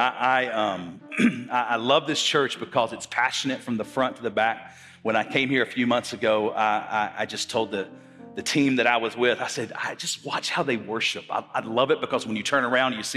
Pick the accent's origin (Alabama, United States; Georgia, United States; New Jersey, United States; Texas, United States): Alabama, United States; Birmingham; moved away as an adult; now in Knoxville, United States; I'm born and raised in Birmingham, Alabama